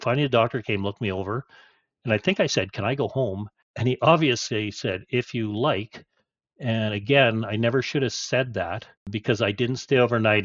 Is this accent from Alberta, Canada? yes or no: no; Chetwynd, British Columbia, Canada; also born or lived in Golden / Fernie; we moved from Golden to Fernie and then we ended up in Chetwynd, BC